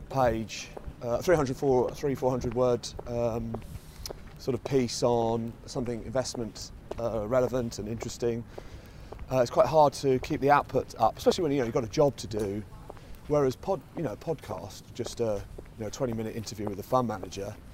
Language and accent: English; Margate, South East England, United Kingdom; from Kent, Margate, uh, Margate, some people uh, know it as.